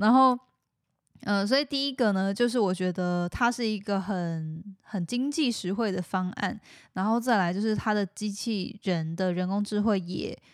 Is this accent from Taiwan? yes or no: yes; Taiwan; moved away as an adult; also born or lived in United States; 虽然说我本身是来自台湾之类的，然后但是在美国住过什么的